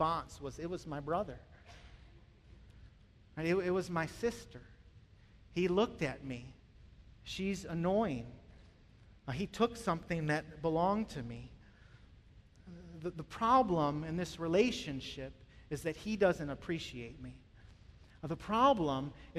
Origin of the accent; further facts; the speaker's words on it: Michigan, United States; moved away; I grew up in Michigan